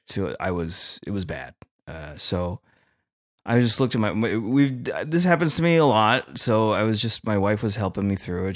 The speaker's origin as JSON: {"language": "English", "country": "Philippines", "said": "as a Filipino"}